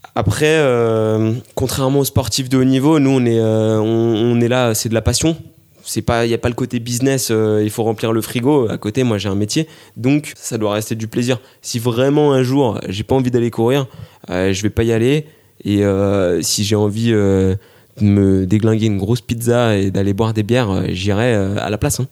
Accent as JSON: {"language": "French", "town": "Grenoble", "region": "Auvergne-Rhône-Alpes", "country": "France", "said": "je suis grenoblois"}